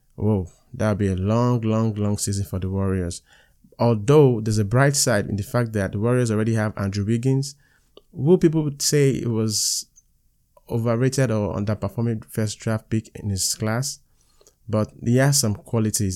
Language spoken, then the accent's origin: English; Nigeria; I'm a Nigerian